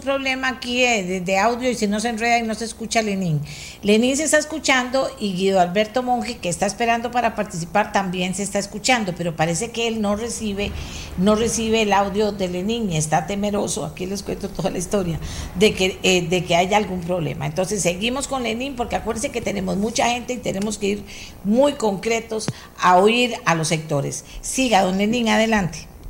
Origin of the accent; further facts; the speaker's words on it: Costa Rica; nosotros somos ticos también